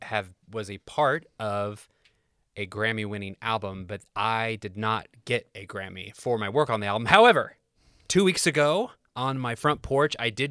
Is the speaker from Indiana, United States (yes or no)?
yes; Kokomo, Indiana, United States; moved away as an adult; also born or lived in Los Angeles / Nashville; born and raised. In fact, I think it will be, I moved away from Kokomo in 2005. So I was 23. I just turned 41. So I still have spent more of my life in Kokomo than not in Kokomo.